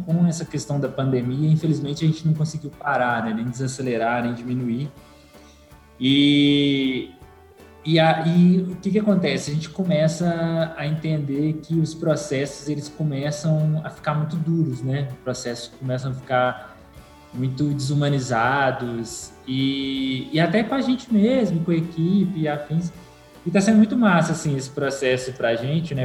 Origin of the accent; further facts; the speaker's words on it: Belo Horizonte, Minas Gerais, Brazil; eu nasci, né, aqui no Conjunto Santa Maria, aqui em Belo Horizonte